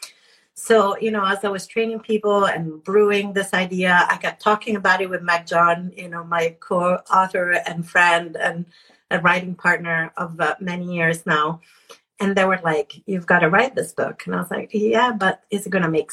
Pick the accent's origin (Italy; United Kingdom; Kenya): Italy; moved away; I was born in Italy